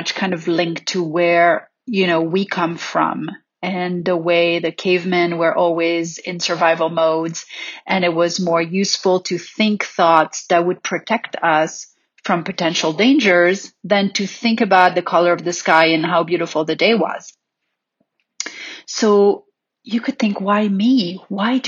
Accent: Paris, Île-de-France, France; growing up in Paris

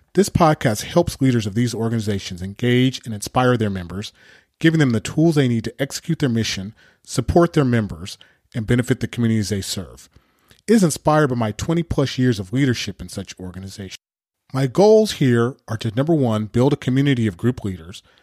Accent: Pasadena, California, United States; also born or lived in Berkeley, California; I'm a native Californian. I grew up in Southern California, Pasadena to be exact

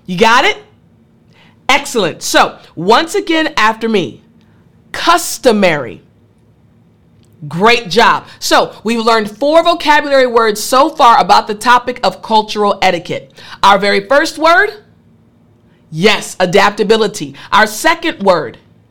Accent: United States; as an American

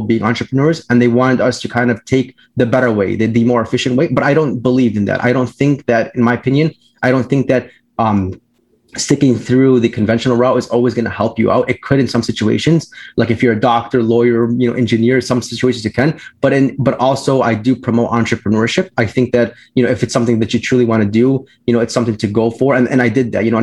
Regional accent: Orland Park, Illinois, United States; I grew up in the South in the Southwest suburbs of Chicago. For those of you who are familiar with Chicago, near like the Orland Park area

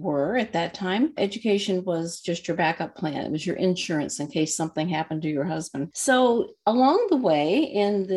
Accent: Texas, United States; moved away as an adult; now in Minnesota, United States; I was born and raised in Texas

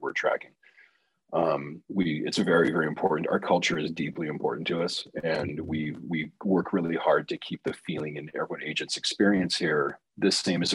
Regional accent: Southern California, United States; I was born in Southern California to two parents that had master's degrees.

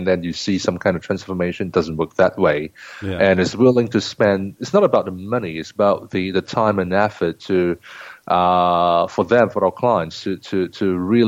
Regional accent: Singapore; moved away as an adult; now in Shanghai, China; I'm a native of Singapore, and then came to Shanghai in 2004

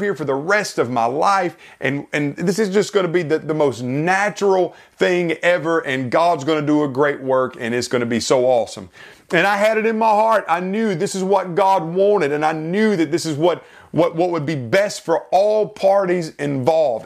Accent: South Carolina, United States; moved away; back in my home state of South Carolina

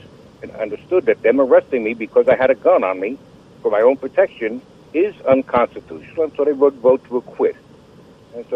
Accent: New York, United States; moved away as an adult; now in North Carolina, United States; now I've been in North Carolina 35 years, but formerly I'm from New York.

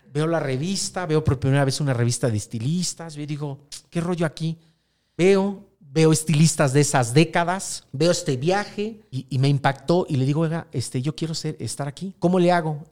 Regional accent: Mexico City, Mexico; soy de la Ciudad de México

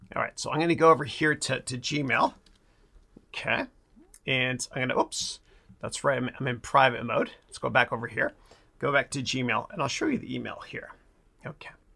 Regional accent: Mississauga, Ontario, Canada; moved away; my hometown of Mississauga in Canada

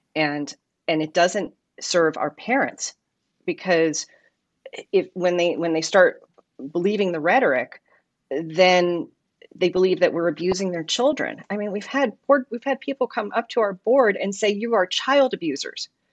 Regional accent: New York City, New York, United States; moved away as an adult; now in Simi Valley, United States; I'm not a California native. I come from New York City originally. I moved to Simi Valley when I was twenty

